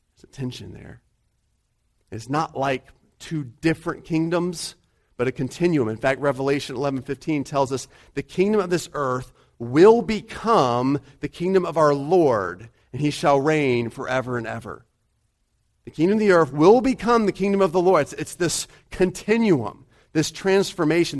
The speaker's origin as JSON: {"language": "English", "country": "United States", "said": "she likes to rib me for being American."}